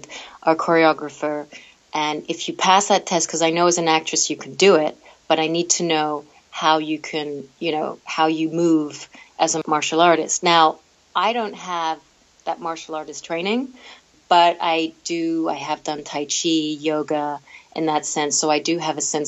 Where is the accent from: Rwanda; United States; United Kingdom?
United Kingdom; London; I'm from London. I was born in London.